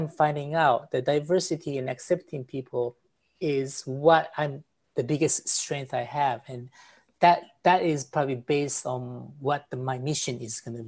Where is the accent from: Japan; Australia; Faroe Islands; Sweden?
Japan; moved away as an adult; also born or lived in New York; I was born in Japan